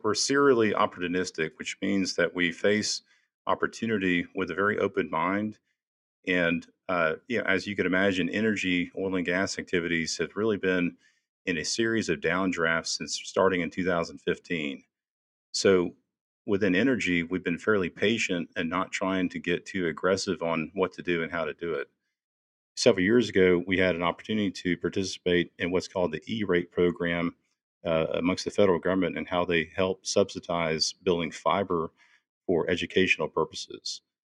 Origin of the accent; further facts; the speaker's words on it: Houston, Texas, United States; I was born and raised in Houston